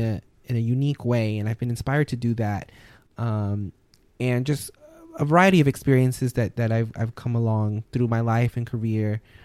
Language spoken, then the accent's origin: English; New Orleans, Louisiana, United States; moved away; I'm born and raised in New Orleans, Louisiana